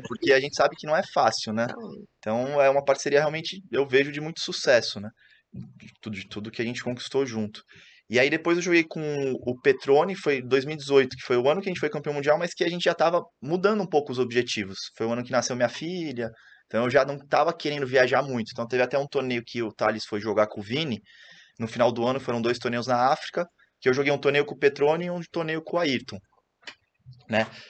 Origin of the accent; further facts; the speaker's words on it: Santos, São Paulo, Brazil; Eu sou de Santos